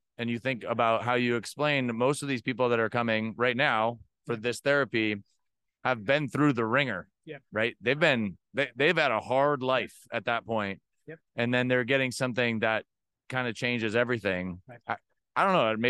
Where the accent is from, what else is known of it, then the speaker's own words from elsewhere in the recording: Boston, Massachusetts, United States; I'm from Boston